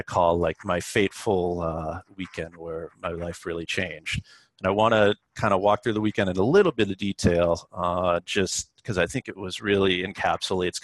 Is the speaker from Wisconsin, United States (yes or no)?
no; Boston, Massachusetts, United States; now in Brooklyn, United States; I'm from Boston